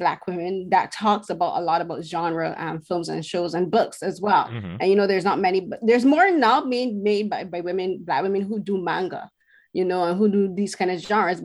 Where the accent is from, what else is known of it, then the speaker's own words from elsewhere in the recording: Barbados; now in Toronto, Canada; being a woman from the Caribbean, I'm from Barbados